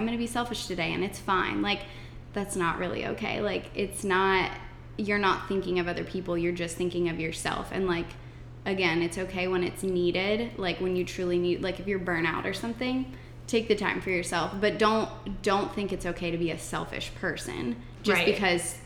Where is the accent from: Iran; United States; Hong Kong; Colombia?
United States; Lancaster, Pennsylvania; moved away; where I'm from, Pennsylvania, there's like Lancaster specifically, there's like a big Amish community. And I grew up around Amish my whole life